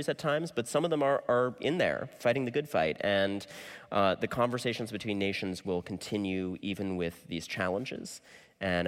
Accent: United States; as an American

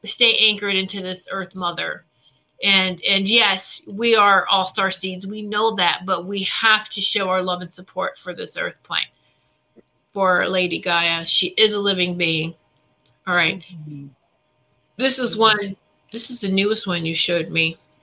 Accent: Virginia, United States; we did grow up in Virginia where it's ham, ham, ham, ham, Virginia hams

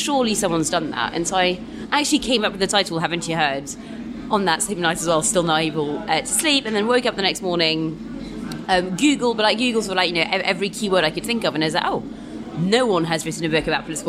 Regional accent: London, United Kingdom; And I kind of live up the road anyway, so I'm South Londoner.

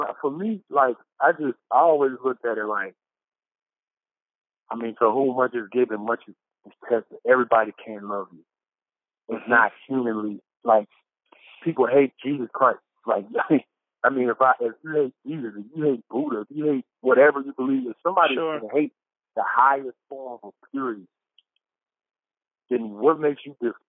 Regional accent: the South, United States; I'm from the South

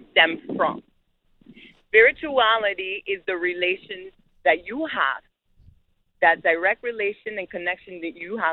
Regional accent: New York City, New York, United States; I grew up in Bed-Stuy

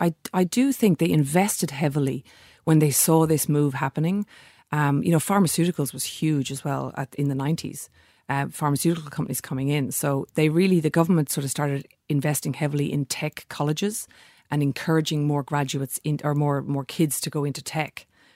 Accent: Ireland; now in Australia; I'm here in Australia. I'm Irish.

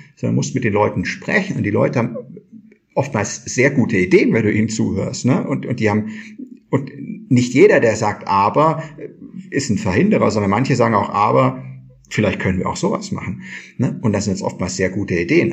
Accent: Kirchheim, Germany; bei uns in Kirchheim

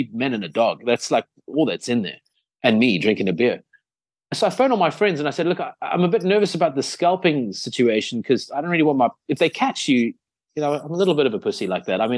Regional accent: South Africa; South Africa

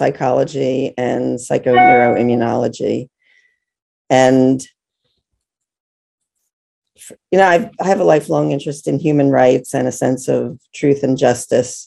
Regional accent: Philadelphia, Pennsylvania, United States; I'm from Philadelphia

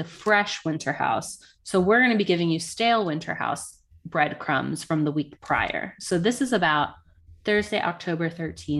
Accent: Virginia, United States; now in California, United States; I live in California. I'm from Virginia.

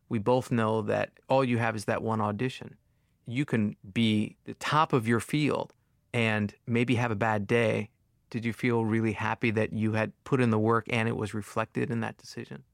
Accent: Long Island, New York, United States; I'm also from Long Island

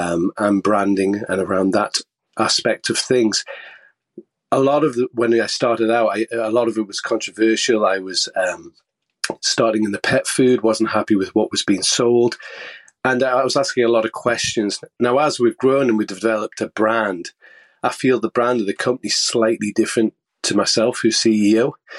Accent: Scotland, United Kingdom; Hey, Seth. … I'm from Scotland.

